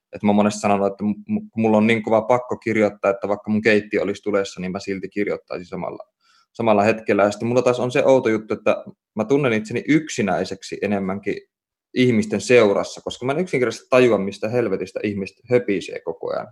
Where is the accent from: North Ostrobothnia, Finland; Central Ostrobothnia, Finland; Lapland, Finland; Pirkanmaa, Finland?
North Ostrobothnia, Finland; Oulu; mä kasvoin lapsuuteni ja nuoruuteni Oulussa